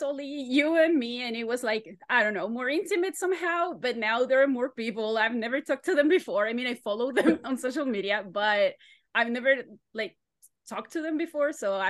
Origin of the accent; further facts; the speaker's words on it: Chile; first language Spanish; English is a second language; It's shorter, it's easier. I'm from Chile, so my main language is actually Spanish. It's not English.